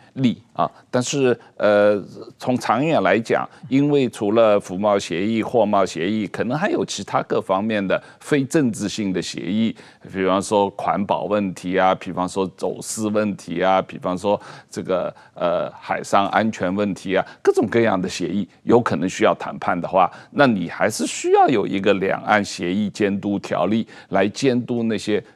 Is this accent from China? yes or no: no; Taiwan; 我们台湾人